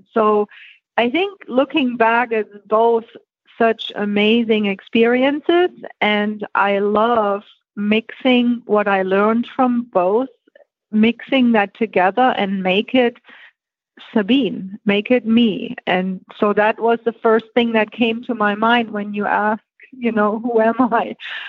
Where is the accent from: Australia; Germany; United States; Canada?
Germany; Okay, well, I was born and raised in Germany